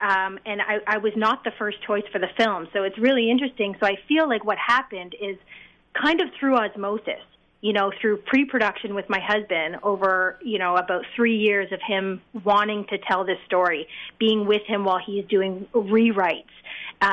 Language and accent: English; Canada; I am Canadian, yes. I did go to USC, so I am a Trojan. but I'm Canadian, and everyone in the cast is Canadian.